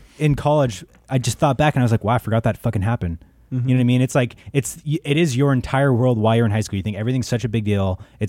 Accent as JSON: {"language": "English", "country": "United States", "tie": "born or raised there", "said": "I grew up in the Valley."}